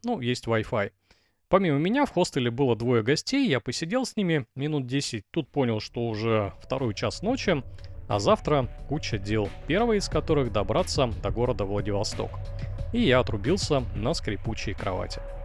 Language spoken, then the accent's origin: Russian; Russia; also born or lived in Blagoveshchensk, Russia; я велосипедист из России